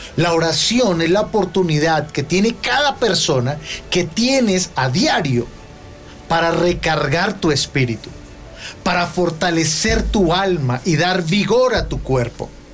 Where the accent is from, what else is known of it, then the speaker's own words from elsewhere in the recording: Colombia; nosotros como colombianos